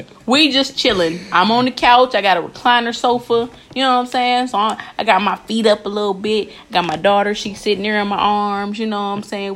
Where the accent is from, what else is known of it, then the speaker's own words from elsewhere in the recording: Wisconsin, United States; That's where I'm from. I'm not from Kenosha. I'm from Wisconsin